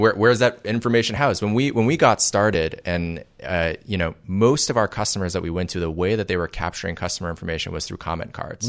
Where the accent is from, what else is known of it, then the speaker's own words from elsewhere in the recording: Toronto, Ontario, Canada; moved away as an adult; also born or lived in Waterloo, Ontario; now in Silicon Valley, United States; I was raised in Toronto